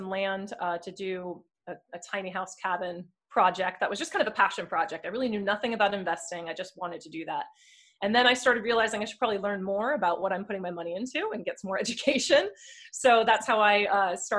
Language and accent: English; New Jersey, United States; moved away; I am originally from Sam's area in New Jersey